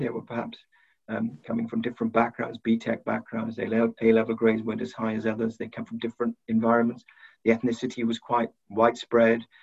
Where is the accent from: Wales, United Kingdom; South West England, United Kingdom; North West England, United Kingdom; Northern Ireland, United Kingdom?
Wales, United Kingdom; South; poor family in South Wales. We lived in a prefab.